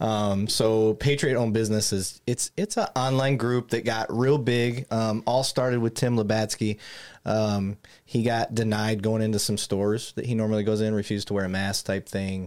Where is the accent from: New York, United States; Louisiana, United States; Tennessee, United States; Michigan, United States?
Michigan, United States; Flint; accent: northern; moved away; I grew up in Flint, Michigan